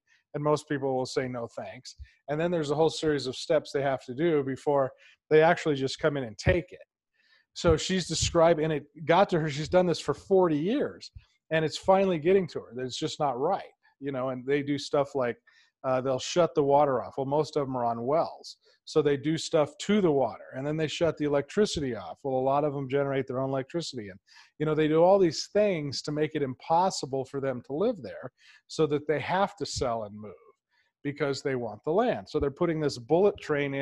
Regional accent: California, United States; I'm from California.

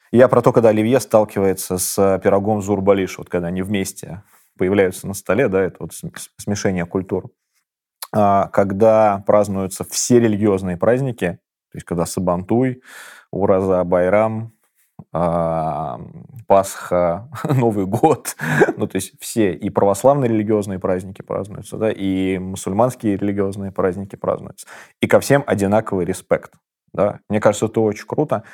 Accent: Kazan, Tatarstan, Russia; Я родился в Казани, в таком очень мультикультурном городе

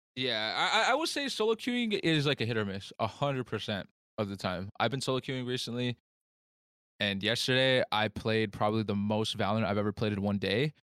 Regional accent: United States; I'm Native American

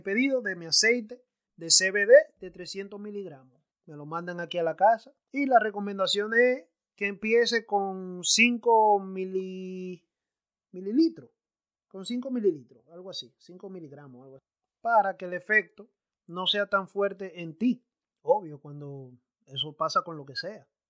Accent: Santo Domingo, Distrito Nacional, Dominican Republic; now in United States; me crié a la vieja escuela, yo me crié en Santo Domingo

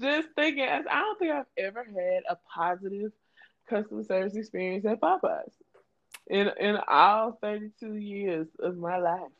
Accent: Louisiana, United States; I'm from Louisiana, so I would go to New Orleans at least two to three times a year.

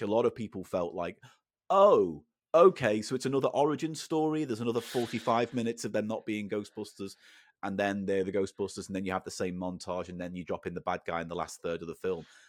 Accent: the Wirral, North West England, United Kingdom; where I grew up in the Wirral

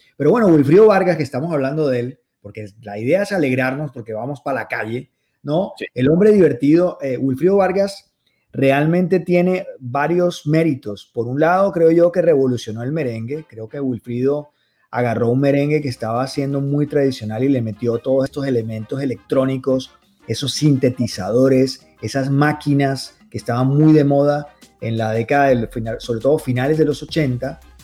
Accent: Barranquilla, Atlántico, Colombia; aquí a los carnavales de mi tierra

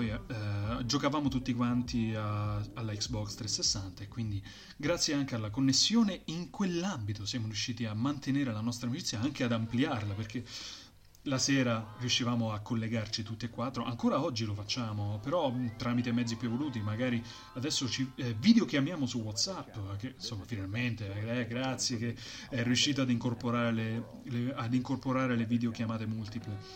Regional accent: Rieti, Lazio, Italy; abbiamo scoperto che uno è campano, uno è triestino, un altro è romano io sono di Rieti, però ho un spazio tra Rieti e Roma

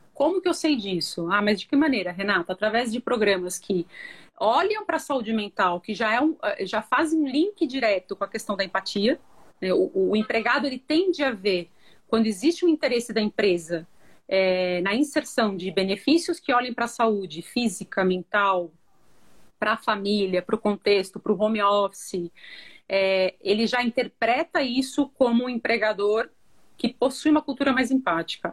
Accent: Brazil; Somos brasileiros

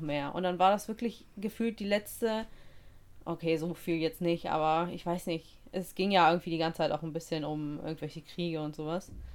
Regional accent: Russia; now in Germany; Als Russin

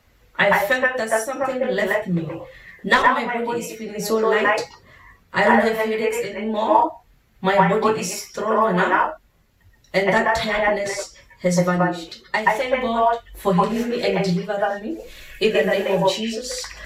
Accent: Mokopane, Limpopo, South Africa; I'm from South Africa, Limpopo, and Mokopane.

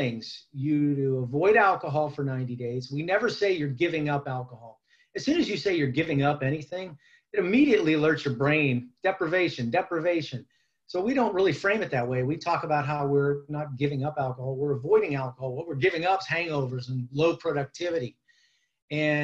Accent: Youngstown, Ohio, United States; Youngstown, Ohio is my hometown, and born and bred here

